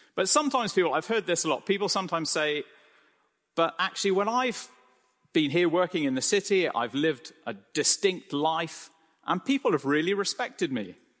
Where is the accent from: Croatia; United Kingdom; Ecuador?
United Kingdom; I'm British